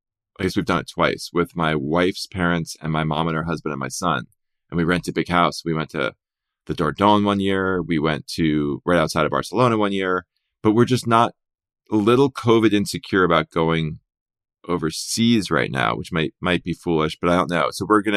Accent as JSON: {"language": "English", "region": "New Jersey", "country": "United States", "tie": "born or raised there", "also_born_or_lived": "New York", "said": "maybe growing up in New Jersey and living in New York all those years, it didn't blow me away."}